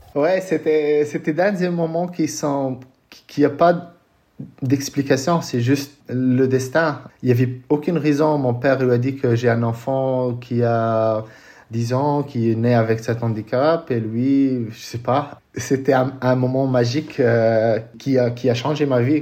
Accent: Casablanca, Casablanca-Settat, Morocco; moved away as an adult; also born or lived in California / Colorado Springs; je suis né euh, à Casablanca

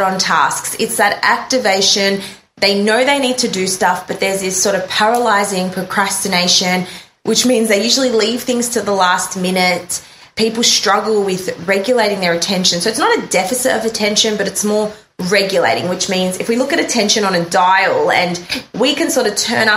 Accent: Melbourne, Victoria, Australia; We are both from Melbourne, Australia

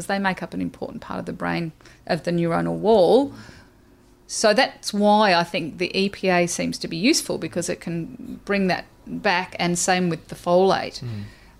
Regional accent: Australia; I'm Australian

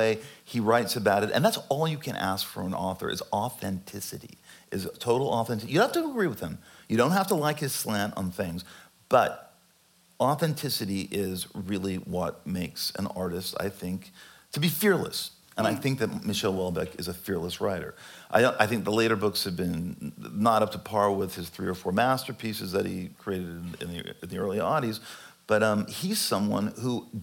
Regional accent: California, United States; born or raised there

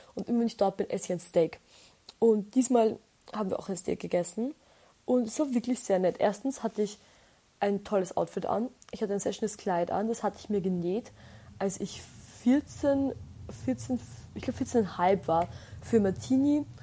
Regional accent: Austria; bei uns in Österreich

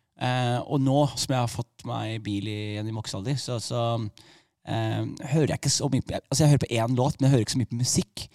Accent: Skien, Telemark, Norway; jeg vokste opp i Skien

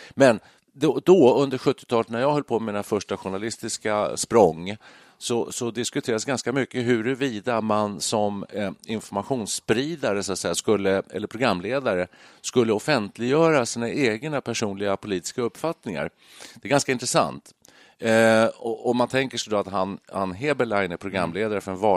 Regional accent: Sweden; uppvuxna i Sverige. Och sen så ska vi vara glada över att vi är uppvuxna

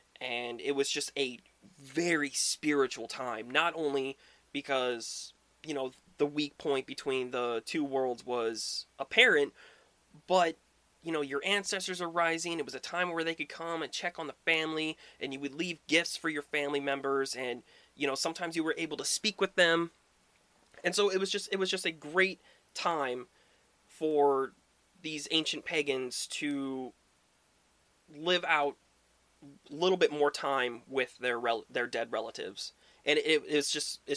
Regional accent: Midwest, United States; where I grew up in the Midwest

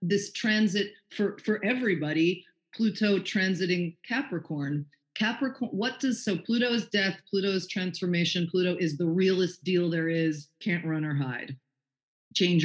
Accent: New York City, New York, United States; now in Los Angeles, United States; we're from New York City

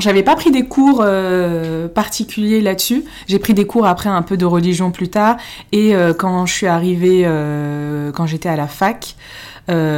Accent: Paris, Île-de-France, France; je suis née à Paris, mais euh, mes parents sont tous les deux marocains

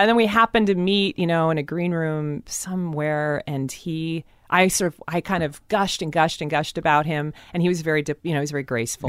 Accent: Seattle, Washington, United States; most of Seattle is very, very white

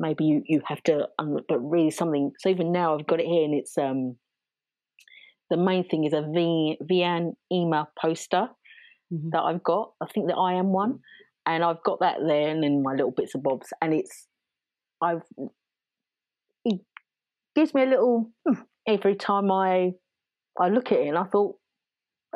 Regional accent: London, United Kingdom; I talk like this because I was raised in South East London

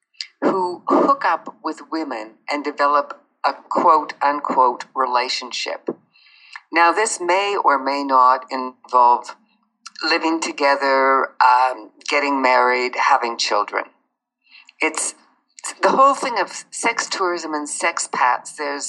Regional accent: Canada; born there; moved away; I was born in Canada, but I haven't lived there for 25 years because it's too cold.

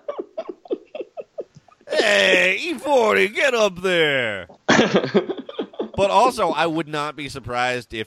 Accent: Pleasant Hill, California, United States; my hometown, Pleasant Hill

